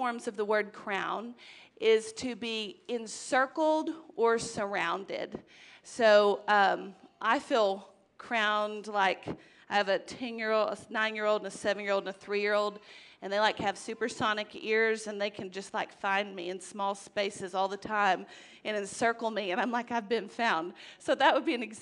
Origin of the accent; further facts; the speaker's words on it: United States; as American citizens